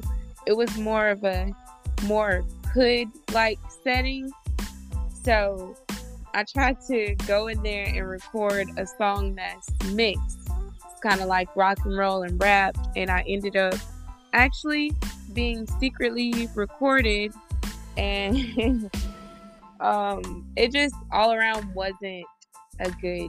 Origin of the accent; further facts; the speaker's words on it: Grand Bay, Alabama, United States; I'm originally from Grand Bay, Alabama. It's on the outskirts of Mobile, Alabama